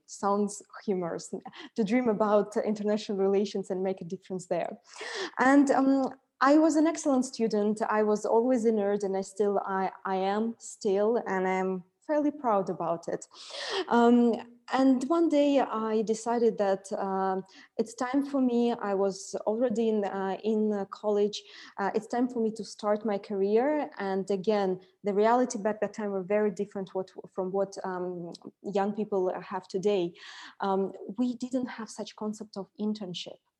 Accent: Siberia, Russia; moved away as an adult; now in Dubai, United Arab Emirates; I was born in uh, Siberia

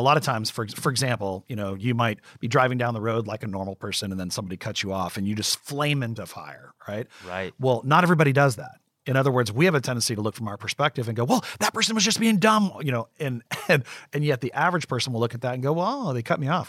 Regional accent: West Virginia, United States; I grew up in West Virginia in the coal mines of West Virginia.

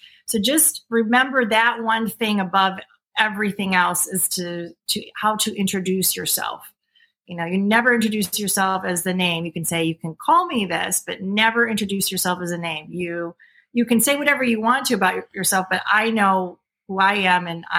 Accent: United States; I am American free woman, and I am the grantor of the original jurisdiction and its beneficiary.

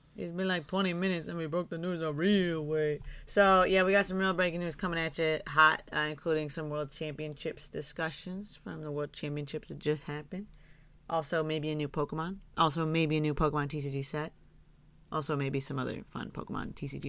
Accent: Michigan, United States; I grew up in Michigan

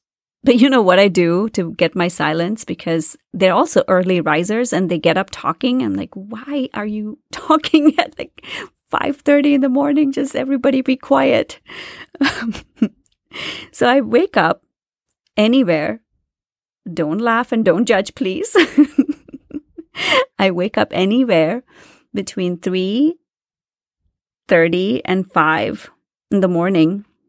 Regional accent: India; moved away as an adult; When I moved to this country to do my master's, you know, I came from India where there's so much noise.

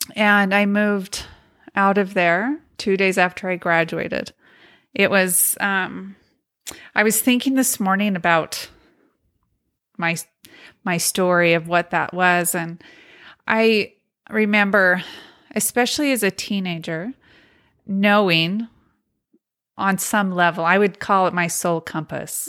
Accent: Montana, United States; also born or lived in Logan, Utah; I was born in Logan, and my parents, there was four of us children that were Mormon as children. But when I was two, we moved to Montana to a polygamous community. And so that's where I grew

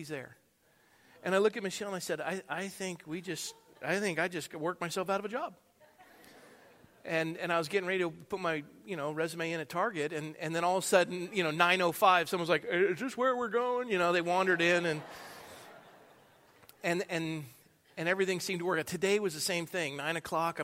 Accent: Coronado, California, United States; also born or lived in San Jose, California; now in Thousand Oaks, United States; I was born and raised in Coronado.

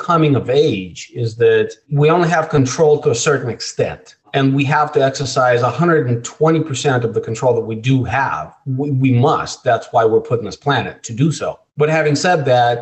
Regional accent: Russia; moved away; I was born in Russia, and I was a scrawny little Jewish kid in Russia

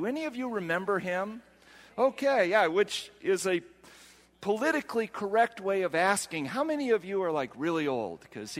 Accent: Washington, United States; I'm not from here. I'm from Washington. And he looked at me like, well, then, and then I said, no, not Washington, D.C. I'm from Washington State.

